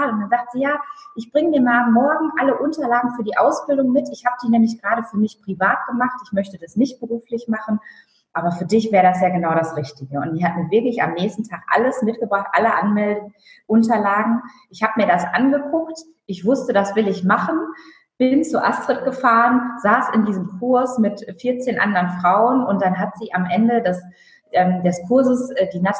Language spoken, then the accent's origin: German; Lower Saxony, Germany; Ich bin in Friesland aufgewachsen